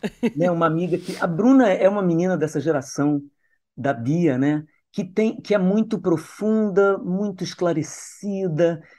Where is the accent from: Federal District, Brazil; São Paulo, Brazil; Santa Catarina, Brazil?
Federal District, Brazil; Brasília; also born or lived in Niterói; Nasci em Niterói, fui criada em Brasília